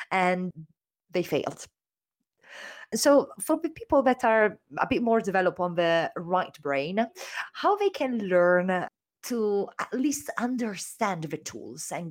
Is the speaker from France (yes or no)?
yes; France; also born or lived in Germany; now in Singapore; I grew up in France